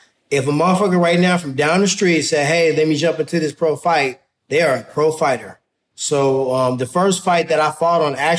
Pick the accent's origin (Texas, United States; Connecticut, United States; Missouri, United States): Missouri, United States; Ferguson; So for me, growing up in Ferguson is everything to me. So, you know, if somebody got something to say bad about Ferguson, they really like saying your mama to me